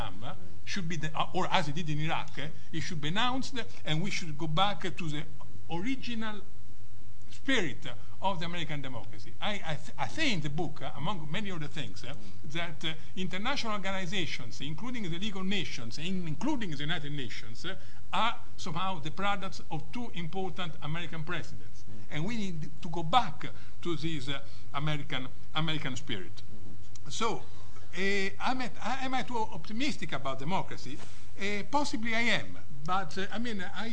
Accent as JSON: {"language": "English", "town": "Rome", "region": "Lazio", "country": "Italy", "second_language": "English", "said": "I'm Italian. And... I come from Rome"}